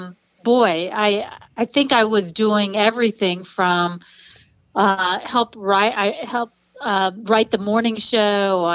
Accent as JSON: {"language": "English", "town": "Dayton", "region": "Ohio", "country": "United States", "tie": "born or raised there", "also_born_or_lived": "Dallas", "said": "I was born and raised here in the Dayton area. Yeah, been here all my life other than college"}